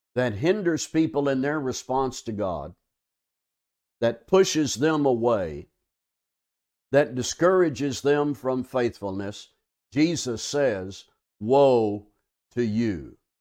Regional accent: Arkansas, United States; now in South Texas, United States; I'm from Arkansas

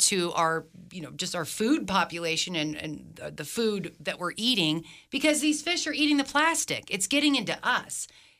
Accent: Philippines; now in Reno, United States; I grew up in the Philippines. My father worked for the government, and I was there, evacuated during Mount Pinatubo when the mountain blew up.

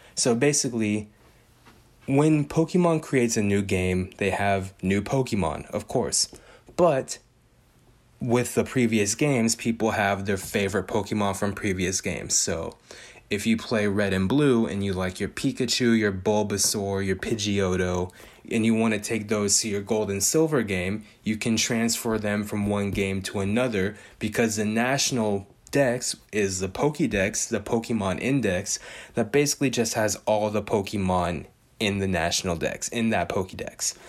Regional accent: Bay Area, California, United States; I'm from the Bay Area. I speak the slang

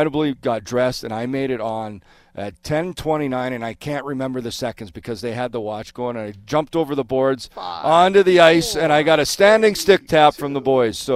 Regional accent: Manitoba, Canada; moved away as an adult; I'm Canadian

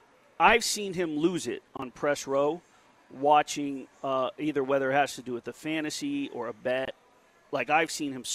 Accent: Las Vegas, Nevada, United States; born or raised there

